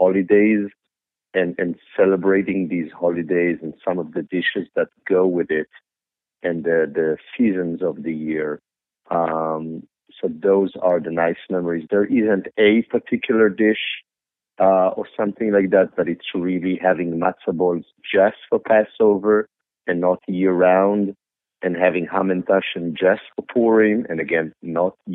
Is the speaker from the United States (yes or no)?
no; Israel; moved away; I grew up in Israel in the 70s in a kibbutz where the food was far from being good.